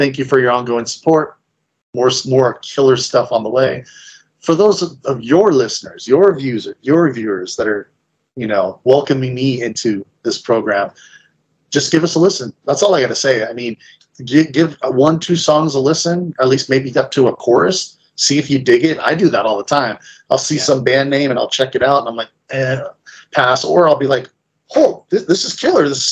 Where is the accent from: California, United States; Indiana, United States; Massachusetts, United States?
California, United States; San Francisco Bay Area; being from growing up in the San Francisco Bay Area